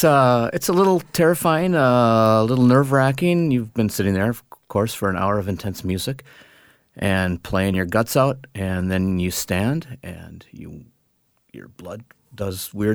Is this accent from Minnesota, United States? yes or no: yes; Minneapolis, Minnesota, United States; I grew up in Minneapolis